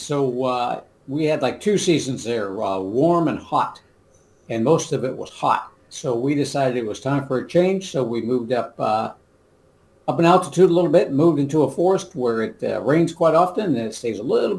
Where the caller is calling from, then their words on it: Licking, Missouri, United States; also born or lived in Texas; Licking, Missouri.